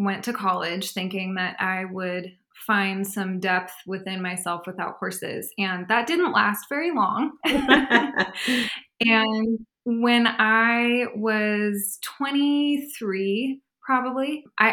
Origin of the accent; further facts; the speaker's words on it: San Francisco Bay Area, California, United States; growing up in the San Francisco Bay Area, we didn't have the space to have a horse in our backyard